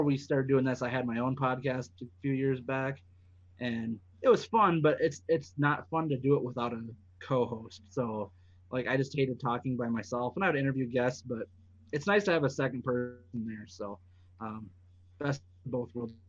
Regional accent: South Dakota, United States; born and raised in South Dakota.

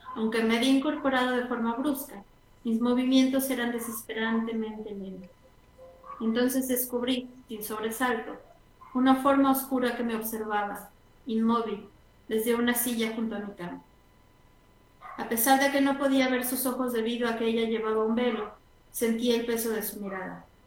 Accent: San Luis Potosí, Mexico; also born or lived in Mexico City; nací en el DF, en el Distrito Federal, la ciudad más ah, Sí. Eh, y he ido y venido este, continuamente porque mi papá es de allá. Y, eh, pero San Luis es, digamos, mi casa

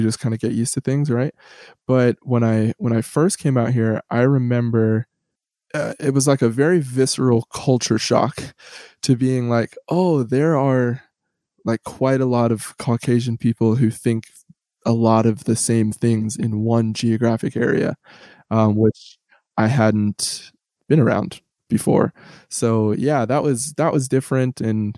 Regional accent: San Diego, California, United States; also born or lived in Hackensack, United States / New York, United States / St. Louis, United States; So I was born in Hackensack, New Jersey. And then where did we go? We moved upstate New York, back to Jersey, a little bit in St. Louis, Missouri, and then ended up in San Diego, California, where, I mean, when people ask where I'm from, that's typically what I say.

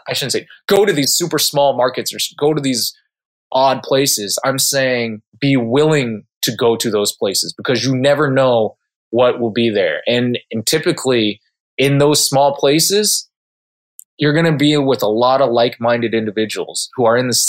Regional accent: Southern California, United States; moved away as an adult; also born or lived in Casper, Wyoming; I grew up in Southern California. I'm a SoCal homeboy

